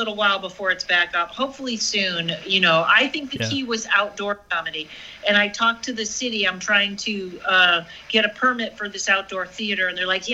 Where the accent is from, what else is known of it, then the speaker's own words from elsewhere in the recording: Massachusetts, United States; moved away; I'm from Massachusetts.